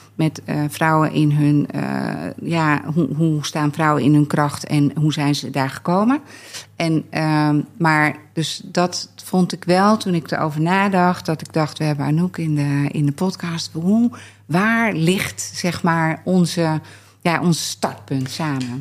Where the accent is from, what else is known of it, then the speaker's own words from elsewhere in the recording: Scherpenzeel, Gelderland, Netherlands; wij komen uit het midden van het land, Arnoek uit Barneveld, ik uit Schaarpenzeel.